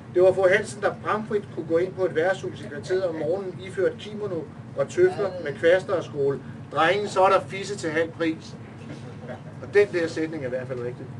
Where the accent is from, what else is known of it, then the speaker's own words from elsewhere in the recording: Næstved, Zealand, Denmark; moved away as an adult; now in Copenhagen, Denmark; som I kan høre, så er jeg jo ikke fra København. Jeg kommer ned fra Næstved af